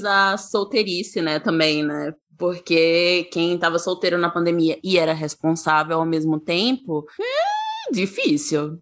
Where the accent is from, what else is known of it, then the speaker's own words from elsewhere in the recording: Aracaju, Sergipe, Brazil; now in São Paulo, Brazil; eu moro em São Paulo, mas eu sou de Aracaju, sou de Sergipe